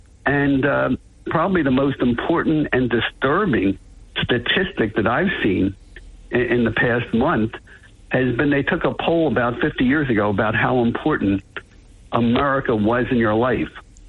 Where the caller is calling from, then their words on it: Florida, United States; I'm calling from Florida, where either you may say that's the hope of the country, or you may say we feel like we're on the back of the Titanic as it's going down.